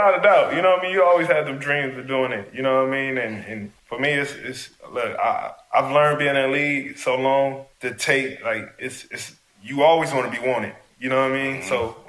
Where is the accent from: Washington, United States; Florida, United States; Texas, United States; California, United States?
California, United States; Los Angeles; Especially me being from LA.